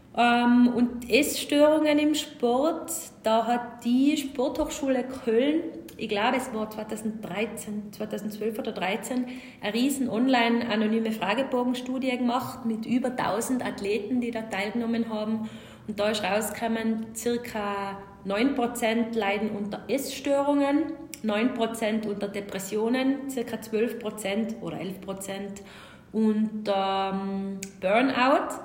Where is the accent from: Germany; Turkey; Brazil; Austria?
Austria; Tyrol; accent: Tyrolean; Ich bin Tirolerin